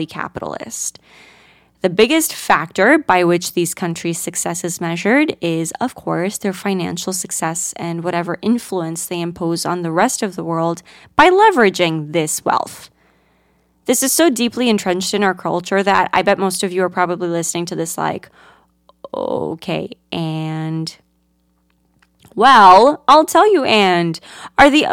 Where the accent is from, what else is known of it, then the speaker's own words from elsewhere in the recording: Greece; now in United States; I grew up in Greece, a country universally adored for its rich Mediterranean culture and natural beauty